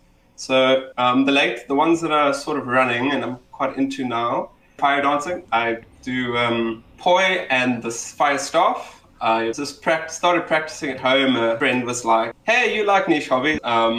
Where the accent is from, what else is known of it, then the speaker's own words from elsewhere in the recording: Cape Town, Western Cape, South Africa; South African, Cape Townian, born and bred. I might be the stereotype, just not my accent.